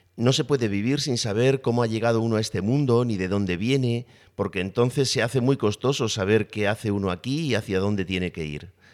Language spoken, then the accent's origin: Spanish; Spain; soy varón, que soy español, que soy eh, profesor